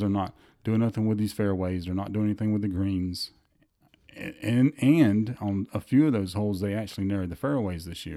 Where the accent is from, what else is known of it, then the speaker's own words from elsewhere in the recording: the South, United States; we're from the South. We say Saturday and Sunday